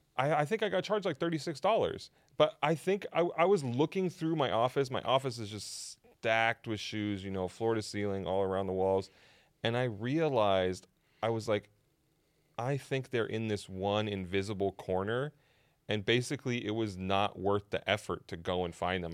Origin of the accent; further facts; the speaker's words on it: Idaho, United States; moved away; having grown up there and, and spent a, a decent chunk of my life there